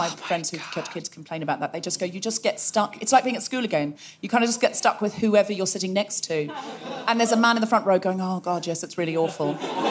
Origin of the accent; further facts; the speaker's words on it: Australia; accent: Australian; If I say it in my original Australian accent